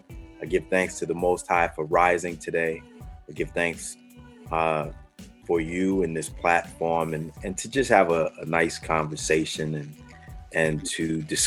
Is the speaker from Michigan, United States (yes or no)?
no; New York City, New York, United States; I'm from New York, born and raised in the Bronx. Grew up in the home of hip hop